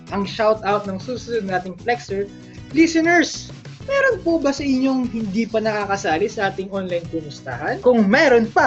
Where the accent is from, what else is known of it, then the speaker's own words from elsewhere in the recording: Calabarzon, Philippines; ay, 3 months din ako bago nakauwi sa amin sa Batangas.